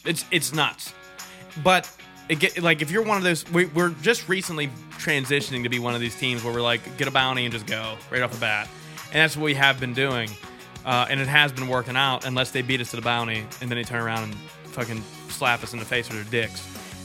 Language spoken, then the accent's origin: English; Merrittstown, Pennsylvania, United States; The one that I go to every year in Merrittstown, which is like my hometown where I grew up pretty much, right over the hill